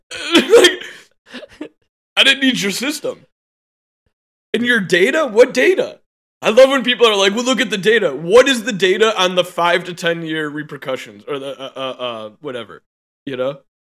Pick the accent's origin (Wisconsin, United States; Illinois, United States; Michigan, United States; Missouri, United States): Illinois, United States; Chicago; I'm born and raised in Chicago.